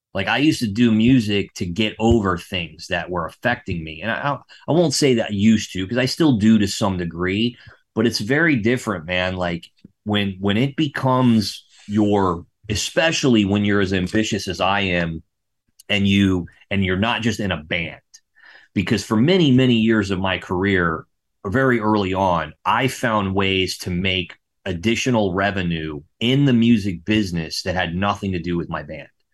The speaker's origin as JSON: {"language": "English", "town": "West Palm Beach", "region": "Florida", "country": "United States", "tie": "born or raised there", "also_born_or_lived": "Melbourne, Florida", "said": "I grew up in West Palm Beach, Florida"}